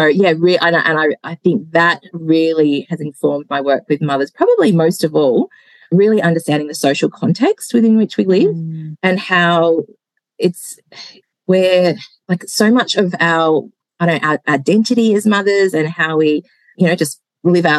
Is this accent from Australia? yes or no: yes; Hobart, Tasmania, Australia; also born or lived in Melbourne, Australia; now in Gippsland, Australia; I am Hobart born